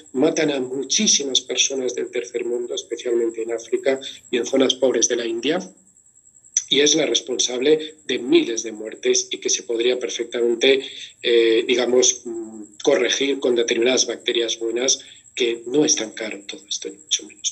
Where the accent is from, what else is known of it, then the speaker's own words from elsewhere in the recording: Valencian Community, Spain; Y como soy valenciano